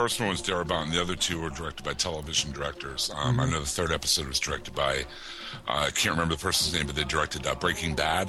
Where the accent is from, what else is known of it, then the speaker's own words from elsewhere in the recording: Pittsburgh, Pennsylvania, United States; I'm from Pittsburgh, and this is zombie capital.